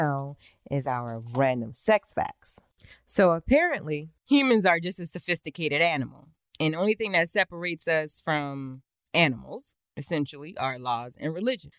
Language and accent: English; Charleston, South Carolina, United States; I'm originally from Chucktown, Charleston, South Carolina